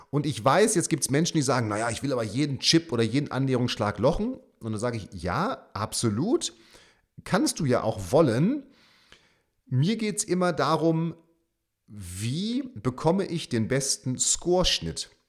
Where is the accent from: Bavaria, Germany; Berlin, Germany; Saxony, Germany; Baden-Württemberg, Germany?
Baden-Württemberg, Germany; St. Leon-Rot; in meiner alten Heimat äh, St. Leon Roth in Heidelberg